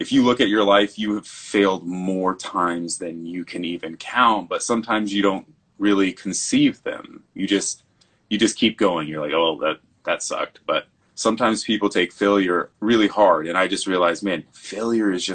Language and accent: English; Lyman, Nebraska, United States; also born or lived in Scottsbluff, Nebraska / Chico, California; I was born in Scotts Bluff, Nebraska, but they moved to Lyman, Nebraska.